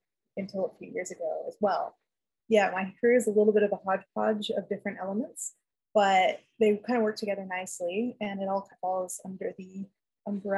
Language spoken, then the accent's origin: English; Los Angeles, California, United States; also born or lived in San Diego; I grew up playing outside, hiking in the mountains near my house. I'm from Los Angeles in California